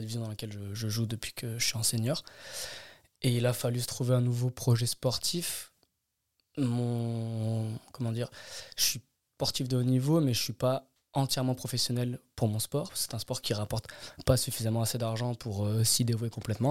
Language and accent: French; Grenoble, Auvergne-Rhône-Alpes, France; moved away as an adult; also born or lived in Anglet; now in Caen, France; Je suis resté jusqu'à mes vingt ans.